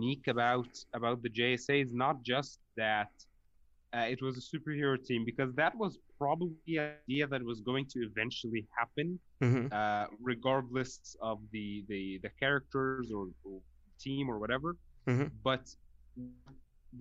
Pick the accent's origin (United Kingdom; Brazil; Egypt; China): Egypt; I'm from Egypt